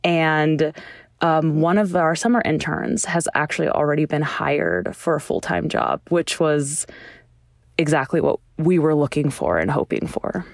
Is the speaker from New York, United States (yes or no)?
no; California, United States; also born or lived in Chicago / Idaho; now in Texas, United States; I grew up in California and spent some time in Chicago